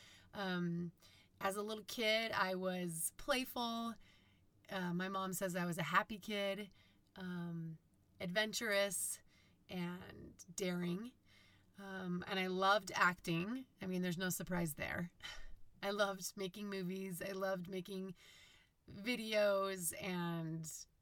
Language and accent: English; Holladay, Utah, United States; we grew up in Holiday, Utah, which is just near Salt Lake City